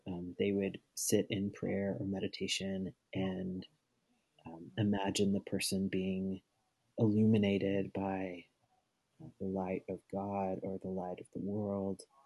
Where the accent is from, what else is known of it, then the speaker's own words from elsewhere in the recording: Arkansas, United States; I'm from Arkansas.